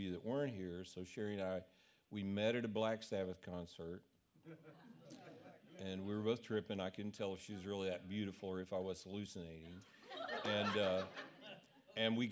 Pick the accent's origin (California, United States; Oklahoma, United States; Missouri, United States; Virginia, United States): Missouri, United States; Kansas City; we're from Kansas City